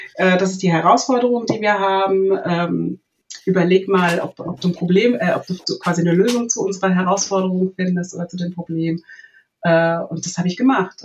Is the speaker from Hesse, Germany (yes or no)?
yes; southern Hesse, Germany; ich bin groß geworden in einem äh, kleinen Dorf im Südhessischen